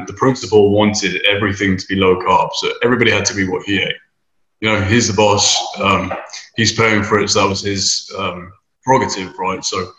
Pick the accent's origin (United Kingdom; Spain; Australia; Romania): United Kingdom; moved away as an adult; now in Houston, United States; so I live in Houston. I've been here for 7 years. Originally came over from the UK, as you can tell by my weird accent. We say things funny.